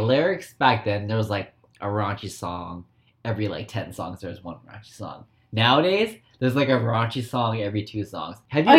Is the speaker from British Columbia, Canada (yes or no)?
yes; Surrey, British Columbia, Canada; now in Vancouver, Canada; Mm-hmm. I'm 30 years old. Mm-hmm. I'm gay. I grew up in Surrey, born and raised in Surrey, mm-hmm. and I now live in Vancouver.